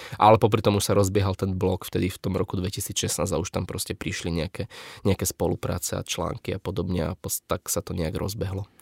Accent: Bratislava, Bratislava Region, Slovakia; som z Bratislavy

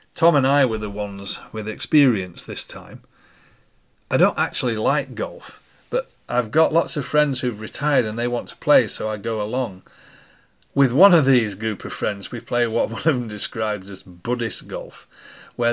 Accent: United Kingdom; we were from the UK

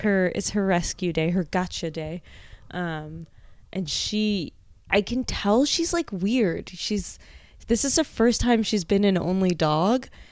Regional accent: New Jersey, United States; now in New York, United States; I grew up in Jersey, so, like, a classic New York City suburb

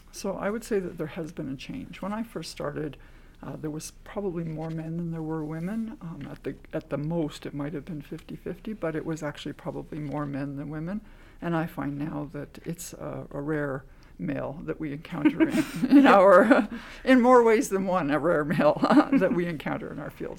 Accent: Canada; I am Canadian

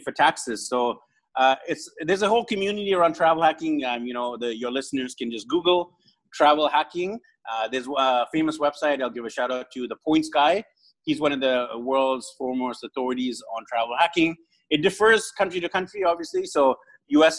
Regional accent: Vancouver, British Columbia, Canada; moved away as an adult; now in Philippines; from zero when I was born to early 20s, I hadn't traveled much. Uh, because I'm in Vancouver, I'm from Vancouver, which is near the U.S. border.

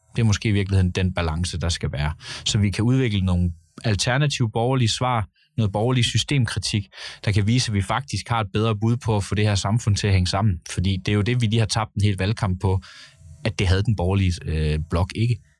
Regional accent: Gøl, North Denmark Region, Denmark; Jeg kommer selv fra Gøl, en minkavler by.

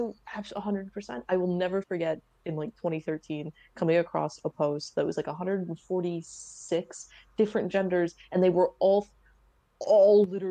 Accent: the South, United States; I grew up in the South too

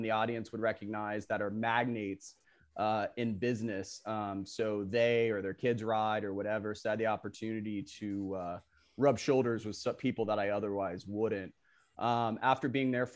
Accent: Boca Raton, Florida, United States; I grew up in Boca Raton, Florida

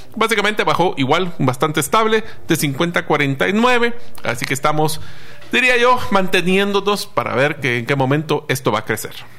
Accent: Guatemala; nosotros como guatemaltecos

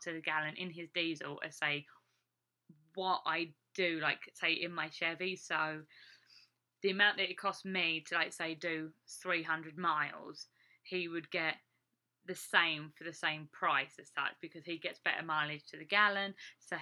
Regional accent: England, United Kingdom; now in Iowa, United States; me as an English person

